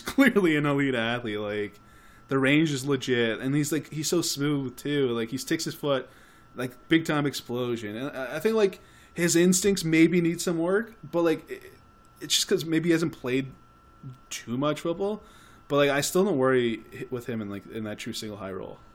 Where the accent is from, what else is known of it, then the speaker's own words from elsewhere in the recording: Canada; we're Canadian.